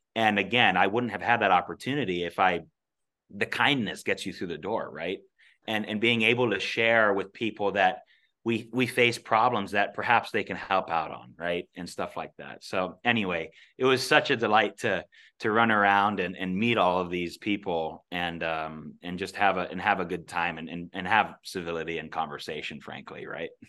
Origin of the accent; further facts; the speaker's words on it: Alaska, United States; growing up in Alaska, being born and raised here